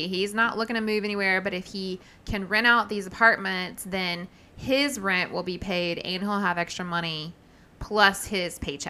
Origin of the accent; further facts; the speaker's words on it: the South, United States; I'm from the South